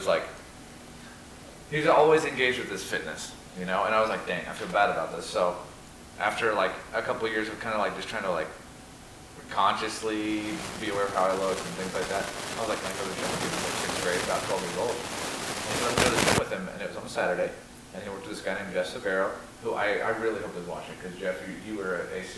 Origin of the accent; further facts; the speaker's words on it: Ireland; You've got the Irish endorsement. I'm Irish.